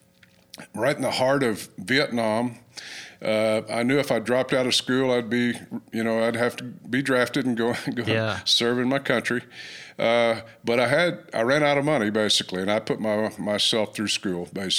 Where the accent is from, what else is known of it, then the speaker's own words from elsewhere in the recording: Ardmore, Oklahoma, United States; I grew up in, I was born in Ardmore, Oklahoma, and I grew up down there